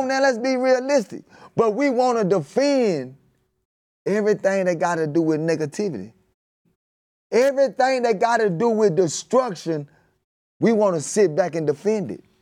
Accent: Dallas, Texas, United States; I'm outta West Dallas, Texas

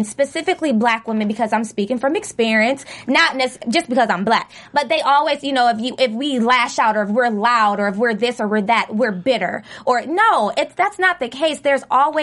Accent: Ohio, United States; I'm from Ohio. I'm from Ohio

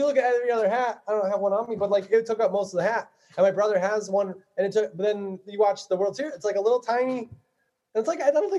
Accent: Buffalo, New York, United States; also born or lived in Cleveland, Ohio; My dad's family's from Cleveland, and I was born in Cleveland. So that was the first hat. I remember we moved to Buffalo when I was three.

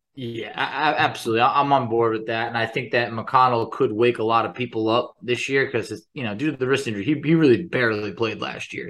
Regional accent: New York, United States; When I was growing up in New York

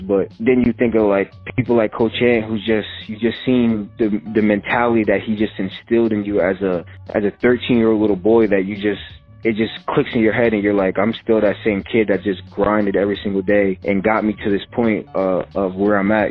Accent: Edison, New Jersey, United States; me and my mom are from Edison, which is like an hour and 15 minutes away

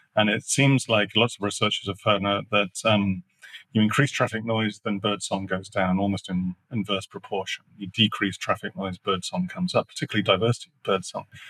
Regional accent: Sheffield, Yorkshire and the Humber, United Kingdom; I grew up in the north of England, that's a coal belching. I mean, literally furnaces connected to those things. I grew up in Sheffield

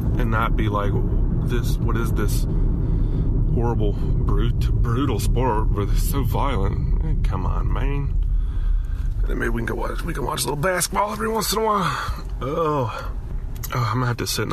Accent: Alabama, United States; now in Miami, United States; growing up in Alabama

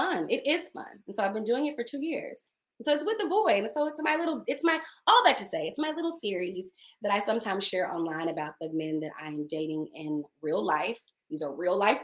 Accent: Dallas, Texas, United States; moved away as an adult; also born or lived in Maryland; now in Los Angeles, United States; I'm Black, I'm from the Deep South, I'm from Dallas

